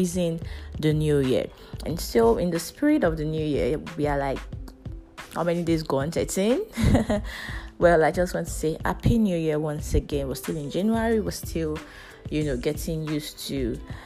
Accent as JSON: {"language": "English", "country": "Nigeria", "said": "As a Nigerian, we live a life of risks every day"}